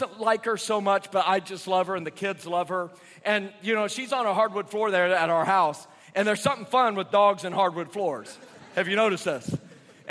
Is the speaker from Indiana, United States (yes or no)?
yes; Indiana, United States; moved away as an adult; now in South Carolina, United States; I was raised in Indiana, but I moved to South Carolina in 1998. So I guess I've been there about half my life.